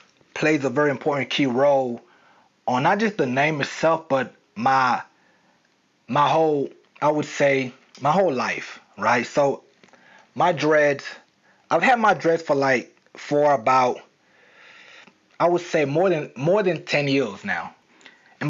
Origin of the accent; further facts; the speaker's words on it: the South, United States; accent: southern; I was trying to hide my southern accent.